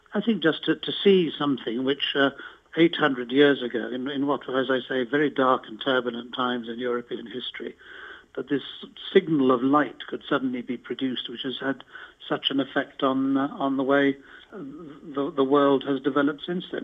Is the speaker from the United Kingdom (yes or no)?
yes; Scotland, United Kingdom; I live in Scotland. I am a Scot, although I, I was actually an English MP.